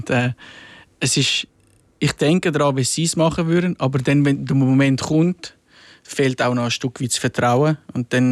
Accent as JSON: {"language": "German", "country": "Switzerland", "tie": "born or raised there", "lives_now": "Rapperswil, Switzerland", "said": "weil ich bin im Milz aufgewachsen und dann ist das Fernsehen und Medien ist weiter weg."}